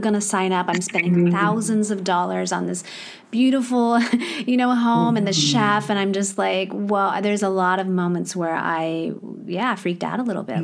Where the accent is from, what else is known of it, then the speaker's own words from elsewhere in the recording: Midwest, United States; moved away; also born or lived in Thailand / Hong Kong / Australia; I also grew up in the Midwest.